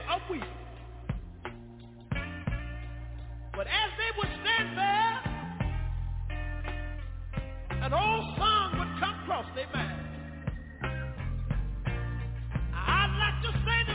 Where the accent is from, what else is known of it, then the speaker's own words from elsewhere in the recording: Tyler, Texas, United States; also born or lived in Galilee, Texas; I'm from Tyler, Texas. But that wasn't where I was born. I was born in a little community about 13 miles from Tyler